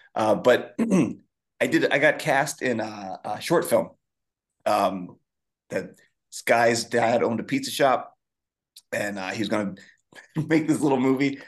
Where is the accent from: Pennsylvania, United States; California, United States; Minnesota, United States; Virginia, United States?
Pennsylvania, United States; Philadelphia; moved away; also born or lived in Chicago; growing up, I grew up in Philadelphia